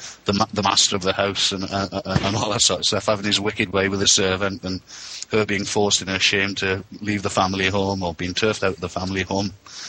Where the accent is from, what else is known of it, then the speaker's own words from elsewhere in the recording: Wales, United Kingdom; And, I speak as a Welshman, and perhaps it's because it's familiarity breeding contempt, but I don't see it as a particularly romantic place to grow up in.